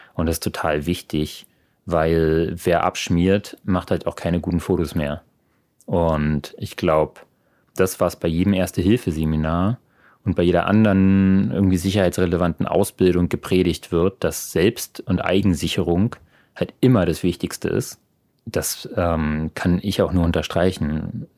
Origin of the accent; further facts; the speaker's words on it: Berlin, Germany; moved away as an adult; now in Freiburg, Germany; meinen Geburtsort Berlin liebe und jedes Mal, wenn ich wieder da bin, auch immer wieder auch einfach nur zu Hause bin